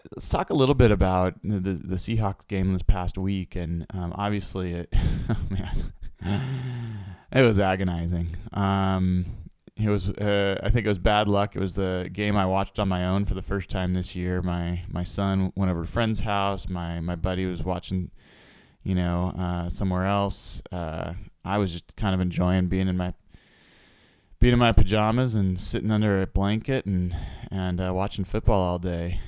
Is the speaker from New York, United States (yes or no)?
no; Portland, Oregon, United States; I grew up in Portland.